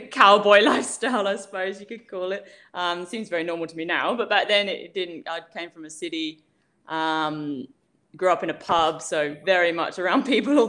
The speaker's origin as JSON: {"language": "English", "region": "England", "country": "United Kingdom", "moved": "as an adult", "lives_now": "Australia", "said": "I'm not a native. I'm from England, and I came over as a backpacker in 2011."}